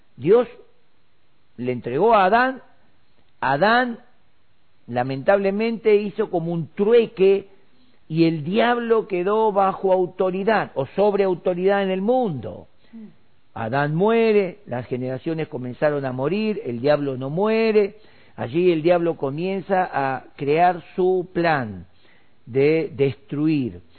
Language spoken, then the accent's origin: Spanish; Argentina